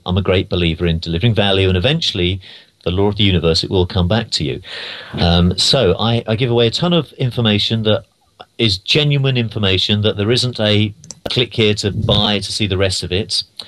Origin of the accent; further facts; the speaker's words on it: London, United Kingdom; moved away as an adult; now in United States; I'm from London originally